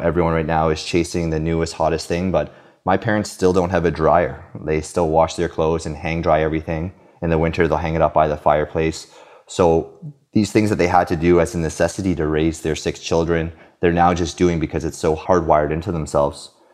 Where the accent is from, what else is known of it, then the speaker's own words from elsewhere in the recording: Canada; also born or lived in Romania / Halifax, Nova Scotia / Victoria, British Columbia; now in Quebec City, Canada; I was born in Romania, but actually immigrated to Canada when I was two